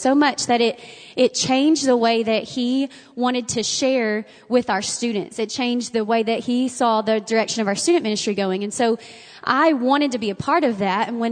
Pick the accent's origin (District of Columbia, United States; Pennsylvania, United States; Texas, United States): Texas, United States; Bonham; When I was growing up in Bonham, my daddy was a pastor